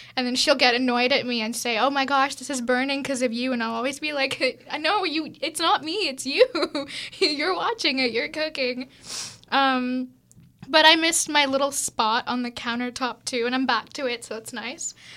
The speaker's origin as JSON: {"language": "English", "region": "Tamil Nadu", "country": "India", "also_born_or_lived": "Vienna", "moved": "yes", "said": "I'm from South India, I'm from Tamil"}